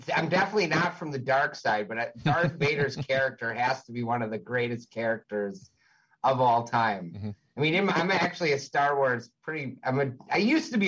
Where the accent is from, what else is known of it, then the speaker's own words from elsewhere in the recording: Chicago, Illinois, United States; I grew up on the North Shore of Chicago